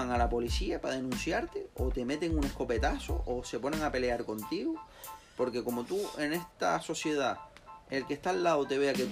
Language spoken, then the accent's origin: Spanish; Canary Islands, Spain; nosotros somos de Tenerife y nos dicen que tenemos que ir a La Palma.